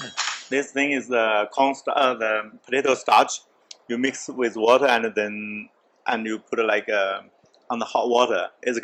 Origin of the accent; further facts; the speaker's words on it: Jiangsu, China; first language Chinese; English is a second language; moved away as an adult; now in Montreal, Canada; I'm from Jiangsu province, next to Shanghai though, but I'm from countryside.